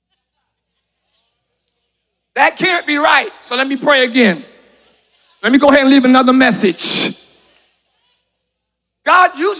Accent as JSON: {"language": "English", "town": "Camden", "region": "New Jersey", "country": "United States", "tie": "born or raised there", "moved": "yes", "lives_now": "Orlando, United States", "said": "Even as a child, I grew up in Camden, New Jersey, very rough neighborhood"}